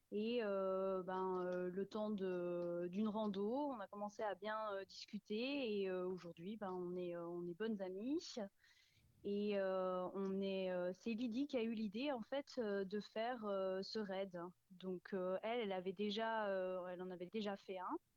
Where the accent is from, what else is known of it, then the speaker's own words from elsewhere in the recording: Besançon, Bourgogne-Franche-Comté, France; moved away as an adult; now in Bordeaux, France; ça fait un an et quelques que je suis à Bordeaux et euh, je viens de Besançon.